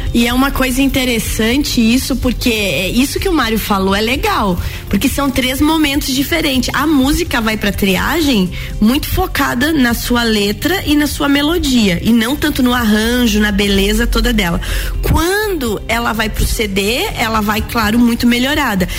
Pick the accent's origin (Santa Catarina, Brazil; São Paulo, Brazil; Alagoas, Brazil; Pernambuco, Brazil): Santa Catarina, Brazil; Agronômica; moved away; eu preciso estar em agronômica para ver o barbicacho lá na minha terra